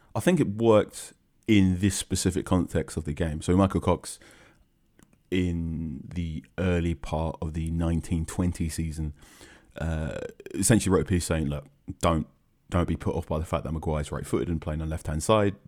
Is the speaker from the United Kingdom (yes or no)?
yes; London, United Kingdom; accent: English; now in Manchester, United Kingdom; I was born in London. I ca, I live in Manchester now